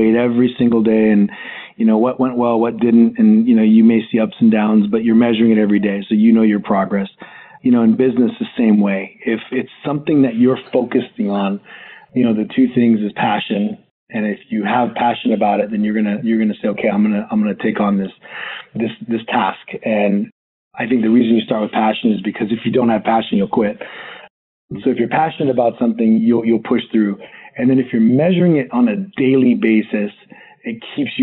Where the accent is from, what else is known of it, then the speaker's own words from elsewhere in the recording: Hawaii, United States; I grew up in Hawaii